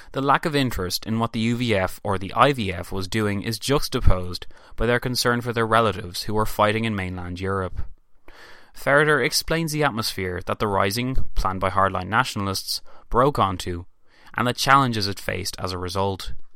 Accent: Ireland; I am Irish

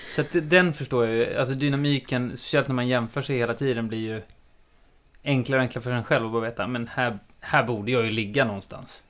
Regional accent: Sweden; also born or lived in Australia; jag är klassisk svensk

